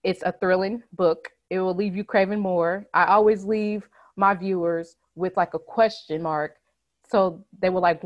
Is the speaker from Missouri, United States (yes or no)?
yes; Missouri, United States; I was born in Missouri. I still live here with my son and my husband